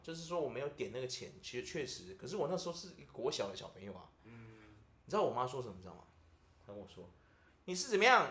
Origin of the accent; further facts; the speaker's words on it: Taiwan; 我们台湾人